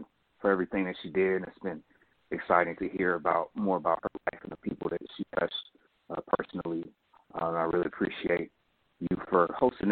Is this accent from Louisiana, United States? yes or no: no; Oakland, California, United States; moved away as an adult; now in Washington, D.C. area, United States; I grew up in Oakland and I live in the D.C. area now